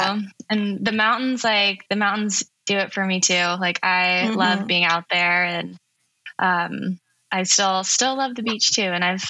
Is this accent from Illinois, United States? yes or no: no; Los Angeles, California, United States; I grew up in the Pacific Palisades